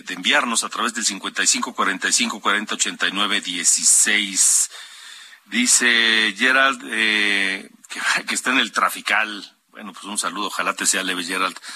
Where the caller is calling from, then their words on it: Tepoztlán, State of Mexico, Mexico; de Tepoztlán, Estado de México.